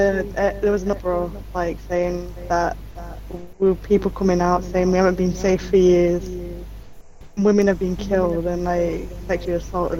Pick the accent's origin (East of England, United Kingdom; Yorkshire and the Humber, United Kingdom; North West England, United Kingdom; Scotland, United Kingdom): Yorkshire and the Humber, United Kingdom; Sheffield; I'm from Sheffield.